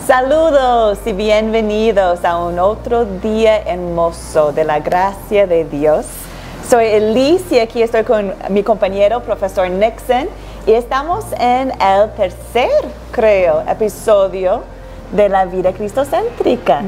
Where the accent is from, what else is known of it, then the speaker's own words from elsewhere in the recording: Antigua & Barbuda; also born or lived in United States / Chile; now in Quito, Ecuador; nací y crecí en la isla de Antigua y Barbuda, entonces soy una mujer del Caribe